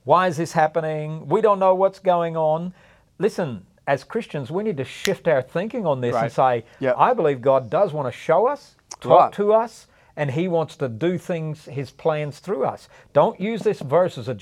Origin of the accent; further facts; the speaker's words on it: the Bible Belt, United States; growing up in the Bible Belt